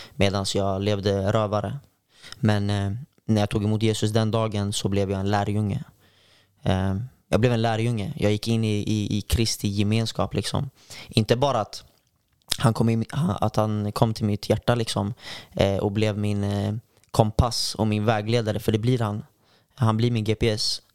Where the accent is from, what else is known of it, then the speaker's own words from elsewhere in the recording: Örebro, Örebro County, Sweden; now in Gothenburg, Sweden; jag kommer från eh, Örebro från början